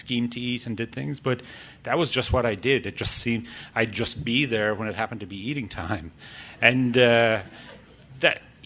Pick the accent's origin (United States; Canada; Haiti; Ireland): Ireland; I grew up in Ireland.